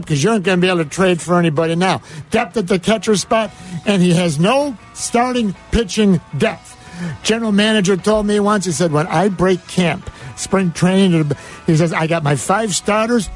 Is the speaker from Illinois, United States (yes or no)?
yes; Chicago, Illinois, United States; you and I have lived in Chicago all our lives